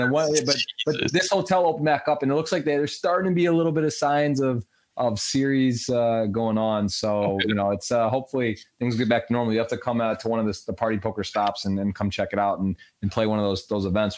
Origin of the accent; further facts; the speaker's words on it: Michigan, United States; I grew up in in Michigan